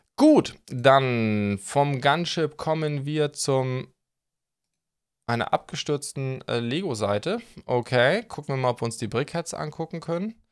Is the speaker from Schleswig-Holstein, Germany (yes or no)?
yes; Schleswig-Holstein, Germany; moved away; also born or lived in Stuttgart; ich bin ja Outsider, ihr wisst ja, ich komme eigentlich aus Schleswig-Holstein